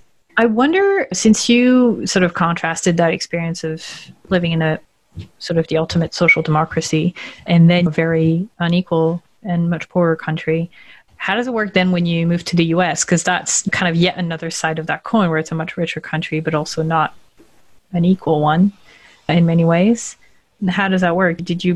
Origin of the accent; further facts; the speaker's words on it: France; accent: North American; English is a second language; And because I don't sound French, when I say I'm French, they're like, what?